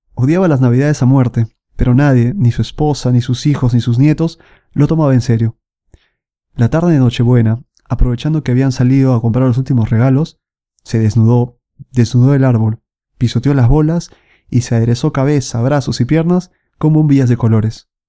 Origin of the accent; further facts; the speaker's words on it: Lima, Peru; moved away as an adult; now in Milan, Italy; Yo soy de Lima, Perú, y bueno, vivo casi cuatro años aquí en Milán, en Italia